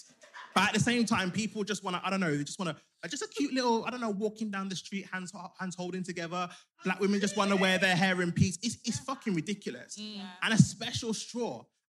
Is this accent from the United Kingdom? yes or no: yes; Birmingham, West Midlands, United Kingdom; I'm from Birmingham.